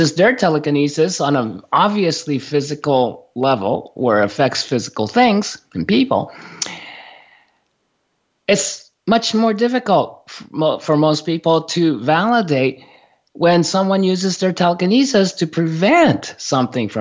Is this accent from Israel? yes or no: no; Japan; moved away; I grew up in Japan